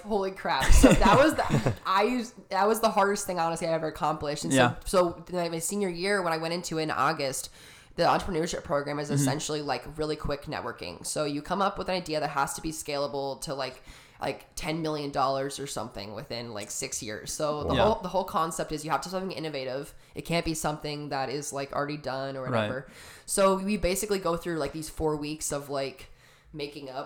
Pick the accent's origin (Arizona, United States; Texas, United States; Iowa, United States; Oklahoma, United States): Arizona, United States; Tucson; I'm from Tucson, Arizona. So about a couple hours south of here, born and raised